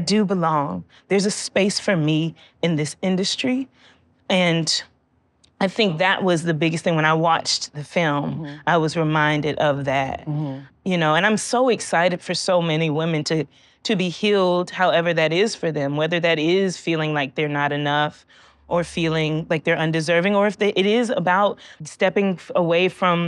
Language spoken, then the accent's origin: English; Georgia, United States; And I was born in Georgia.